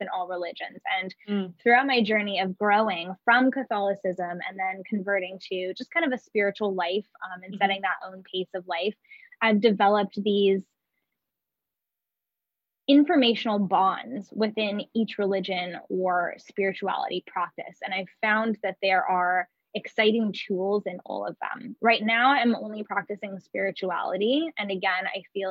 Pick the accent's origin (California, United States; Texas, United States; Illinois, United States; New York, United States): California, United States; Oakland; moved away as an adult; also born or lived in Big Island, Hawaii; now in Hawaii, United States; I was born and raised in California in Oakland, San Francisco Bay Area